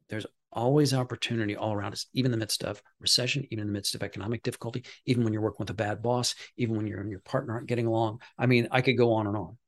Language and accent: English; Midwest, United States; I'm from the Midwest